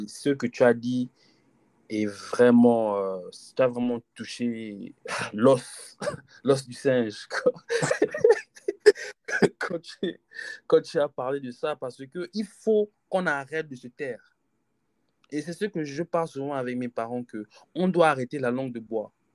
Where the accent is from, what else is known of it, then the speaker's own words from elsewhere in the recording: Gabon; on est Gabonais